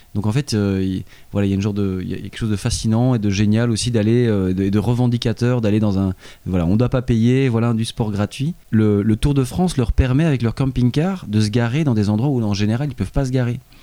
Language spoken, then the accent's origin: French; Belgium; en tant que Belge